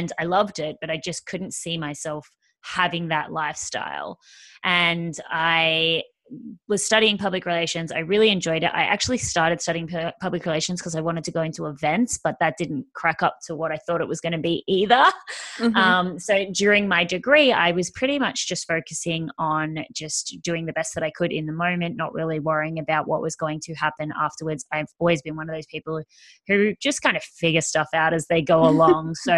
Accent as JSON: {"language": "English", "country": "Australia", "said": "I am Australian, as you can probably hear"}